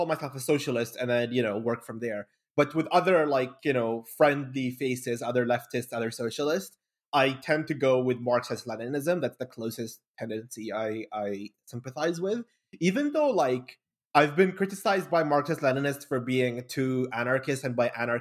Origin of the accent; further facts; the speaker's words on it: Bahrain; also born or lived in Kuwait; I'm from Bahrain originally, born in Kuwait, raised in Bahrain.